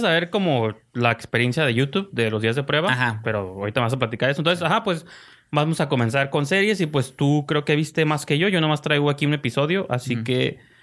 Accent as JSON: {"language": "Spanish", "country": "Mexico", "said": "como mexicano"}